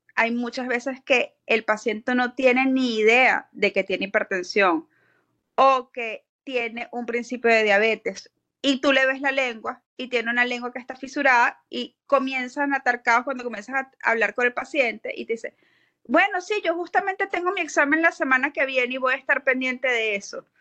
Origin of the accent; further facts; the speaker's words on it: Venezuela; moved away as an adult; now in Florida, United States; yo soy odontólogo venezolana, yo emigré a Estados Unidos en el 2016